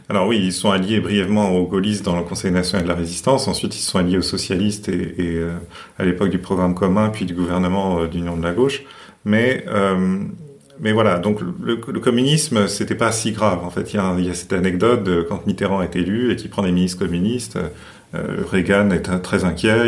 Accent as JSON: {"language": "French", "country": "France", "said": "chez nous, en France"}